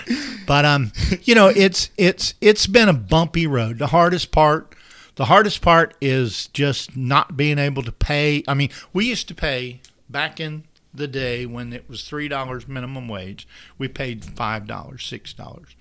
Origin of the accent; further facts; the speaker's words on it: St. Joseph, Florida, United States; I grew up in Saint Joe. I grew up on a little dirt road, the end of Goody Road.